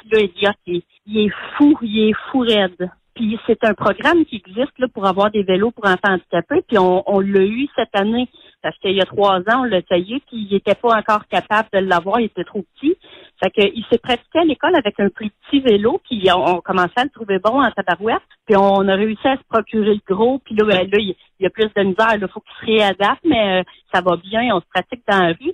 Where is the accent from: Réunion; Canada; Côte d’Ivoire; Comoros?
Canada; Shawinigan, Quebec; Je viens de Shawinigan